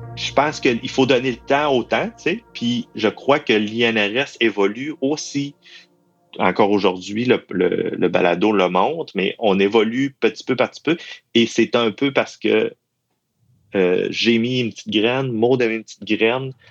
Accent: Quebec, Canada; accent: Saguenay-Lac-Saint-Jean; j'ai un accent du Saguenay-Lac-Saint-Jean

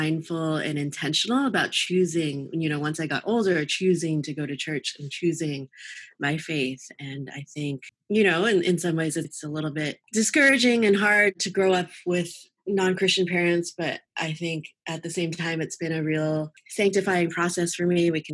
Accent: New York City, New York, United States; also born or lived in Flushing, Queens; I was born in New York. We lived in Brooklyn when I was first born, then moved to Chelsea, Manhattan in the 80s

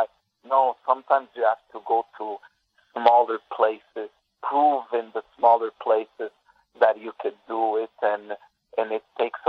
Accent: Canada; Being Canadian, born in Canada, Phil is in the top three.

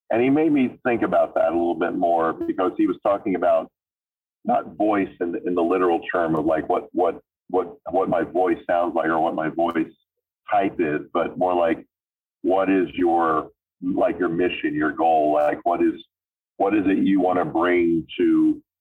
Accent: Florida, United States; accent: southern twang; I'm from Florida, and when I was growing up as a, as a boy, I would very frequently say things like, "Oh, I got an idea," you know, so there was a little twang, you know, a little little southern thing

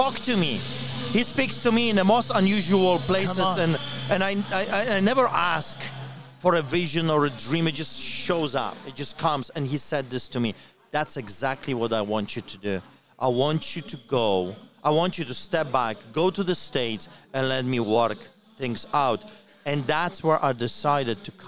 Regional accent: Poland; now in Canada; I grew up in Poland under Solidarity Movement

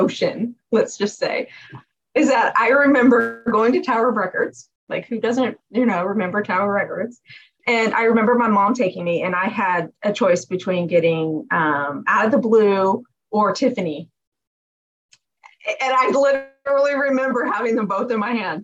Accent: California, United States; Been here my whole life.

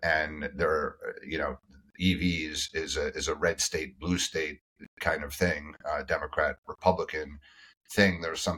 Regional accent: United States; I as an American

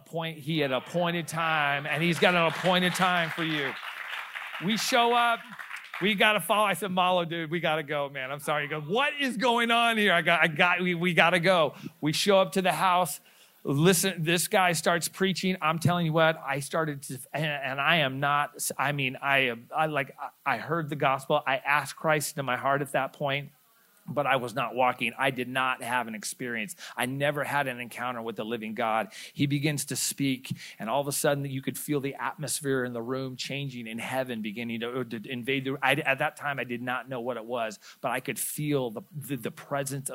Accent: Stockton, California, United States; we grew up in Stockton, California

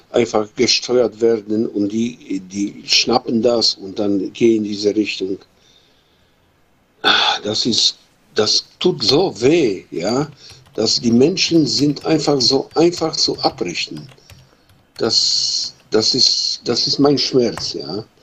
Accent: Poland; German is a second language; now in Germany; weil äh, ich komme aus Polen, ja, ich bin Pole und äh, ja, wohne ich in Deutschland

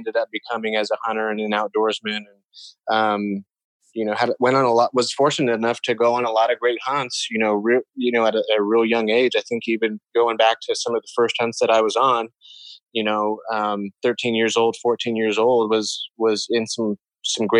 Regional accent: Colorado, United States; moved away as an adult; I was born and raised here in Colorado

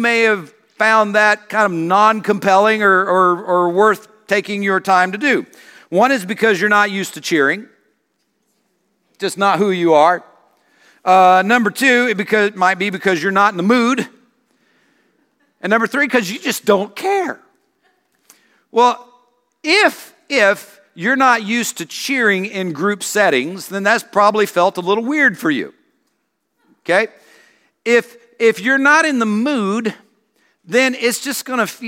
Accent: South Carolina, United States; I grew up in South Carolina

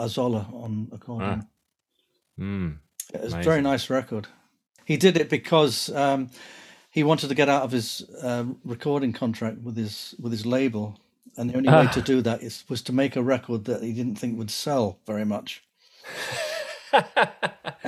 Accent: Harlow, East of England, United Kingdom; now in Scotland, United Kingdom; I grew up in Harlow, that's where I went to school.

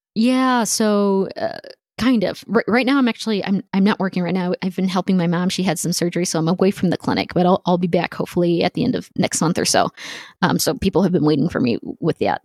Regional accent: El Paso, Texas, United States; also born or lived in Houston, Texas; growing up in El Paso, we're, we're a border town

